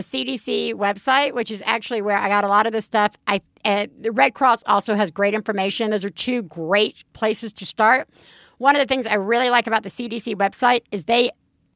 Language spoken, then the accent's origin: English; Alabama, United States; moved away; I grew up in Alabama